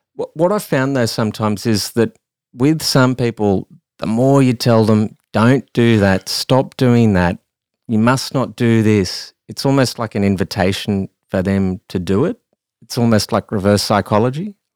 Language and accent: English; Australia; I am an Australian